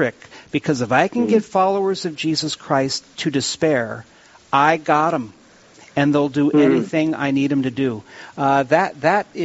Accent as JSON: {"language": "English", "town": "Williston", "region": "North Dakota", "country": "United States", "said": "I'm from Williston, and I've been paddle fishing since I was 16"}